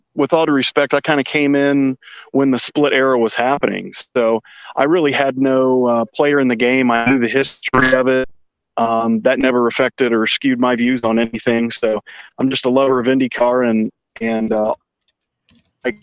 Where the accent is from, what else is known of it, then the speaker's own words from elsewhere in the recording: Indianapolis, Indiana, United States; born and bred in Indianapolis.